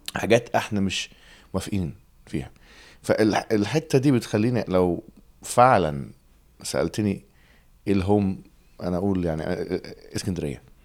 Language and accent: Arabic; England, United Kingdom; Arabic is a second language; also born or lived in Alexandria, Egypt; now in London, United Kingdom; انا اتولدت في, في انجلترا